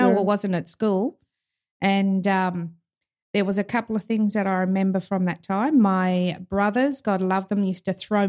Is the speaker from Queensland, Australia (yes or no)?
yes; Townsville, Queensland, Australia; I was born in Townsville.